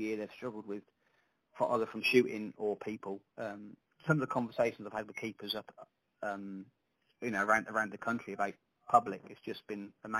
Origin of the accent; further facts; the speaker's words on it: Sandringham, East of England, United Kingdom; I come from Sandringham originally, where it's where I was sort of born and bred.